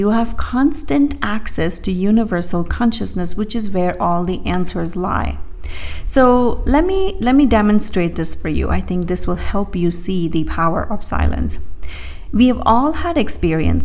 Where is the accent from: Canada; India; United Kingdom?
India; moved away; I grew up in India